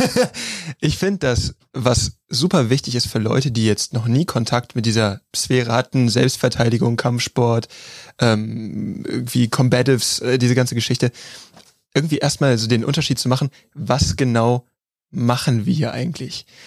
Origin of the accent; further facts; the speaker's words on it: Neuss, North Rhine-Westphalia, Germany; also born or lived in Krefeld; ich habe in Krefeld gewohnt. Ich bin geboren in Neuss bei Gölle